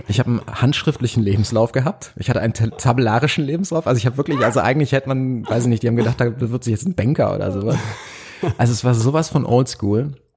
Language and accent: German; near Cologne, North Rhine-Westphalia, Germany; moved away as an adult; also born or lived in Potsdam / Berlin; ich komme aus NRW, das aus der Nähe von Köln